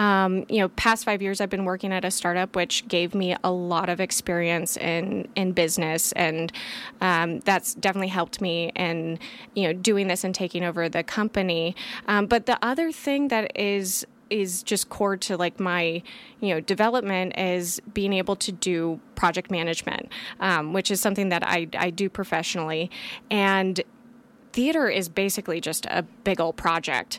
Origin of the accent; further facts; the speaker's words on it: Grass Valley, California, United States; So I was born and raised in Grass Valley, California.